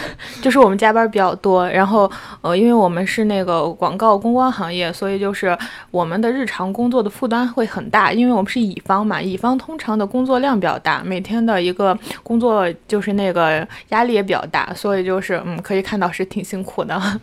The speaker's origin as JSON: {"language": "Chinese", "region": "northern China", "country": "China", "also_born_or_lived": "Shanghai", "lives_now": "Beijing, China", "said": "我就是一个北方人"}